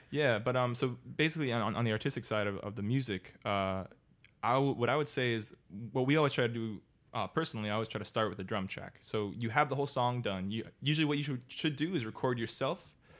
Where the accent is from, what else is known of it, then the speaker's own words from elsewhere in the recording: Miami, Florida, United States; I'm born and raised in Miami.